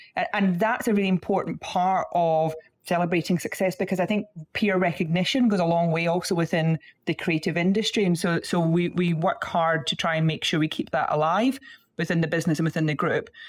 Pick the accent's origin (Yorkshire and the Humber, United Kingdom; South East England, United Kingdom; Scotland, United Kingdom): Scotland, United Kingdom; you can tell from the accent, I'm from Scotland